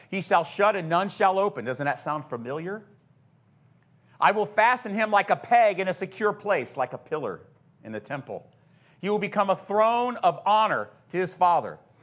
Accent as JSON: {"language": "English", "country": "United States", "said": "our American Christianity"}